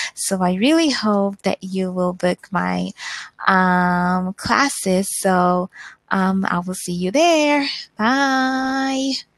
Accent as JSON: {"language": "English", "country": "Zimbabwe", "said": "I am from Zimbabwe"}